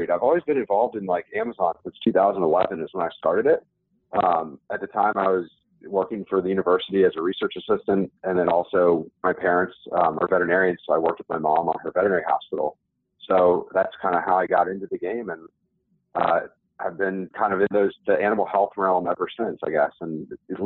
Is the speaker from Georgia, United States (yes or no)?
yes; Atlanta, Georgia, United States; moved away as an adult; also born or lived in Ithaca, New York / Philadelphia; now in Wellington, United States; I was born and raised in Atlanta, which is really rare if you ever know people from Atlanta, because there's so many transient people there